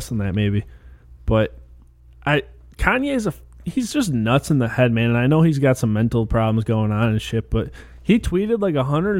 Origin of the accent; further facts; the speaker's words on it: Chicago, Illinois, United States; being that we are from Chicago.